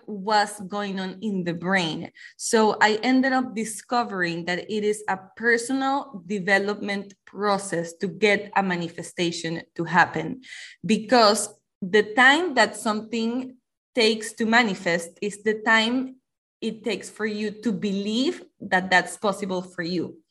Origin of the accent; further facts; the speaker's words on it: Panama; I am from Panama